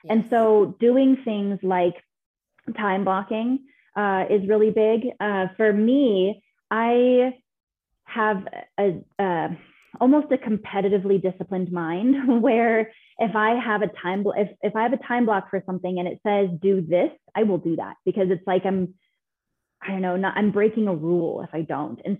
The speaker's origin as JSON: {"language": "English", "region": "Scotland", "country": "United Kingdom", "said": "It's like Loch Ness. I'm Scottish."}